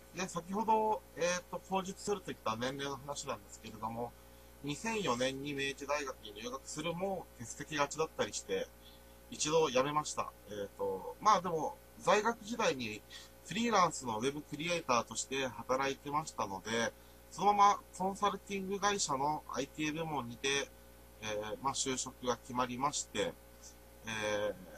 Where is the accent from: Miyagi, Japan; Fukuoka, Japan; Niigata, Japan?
Niigata, Japan; Nagaoka; 新潟県長岡市の出身です。